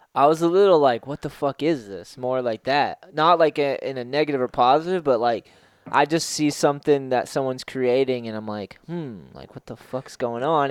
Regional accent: East Coast, United States; moved away; growing up on the East Coast

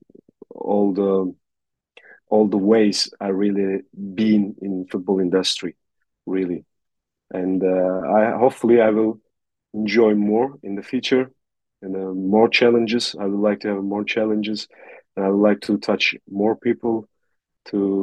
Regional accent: north coast of Turkey, Black Sea Region, Turkey; I was born in Turkey, in the north coast of Turkey

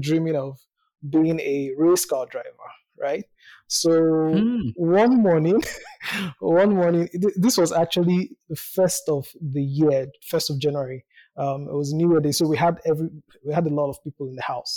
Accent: Nigeria; I was born in Nigeria. I live in Nigeria.

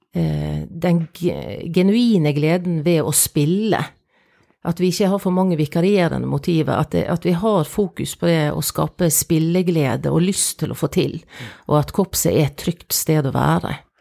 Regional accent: Sotra, Vestland, Norway; jeg kommer jo fra Sotra, fra Janitsjarkorps

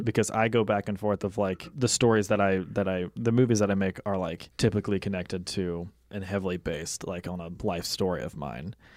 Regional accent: Mississippi, United States; moved away; my house in, in Mississippi, in my hometown

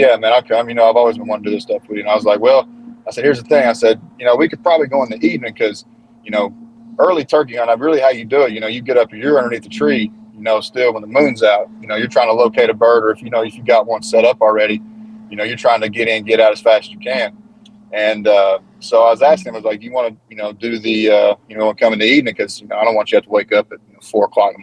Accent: Eastern Kentucky, United States; I come from I'm from the Appalachian Mountains in Eastern Kentucky

